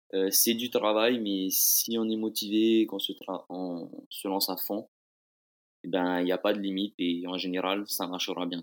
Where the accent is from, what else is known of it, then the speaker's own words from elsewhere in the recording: Bora Bora, Leeward Islands, French Polynesia; also born or lived in France; je viens de l'île de Bora Bora